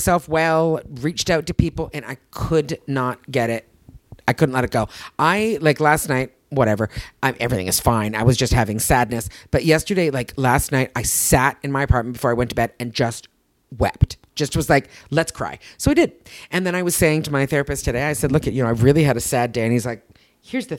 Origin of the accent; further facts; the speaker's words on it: Canada; accent: Canadian; I'm Canadian. This is how I speak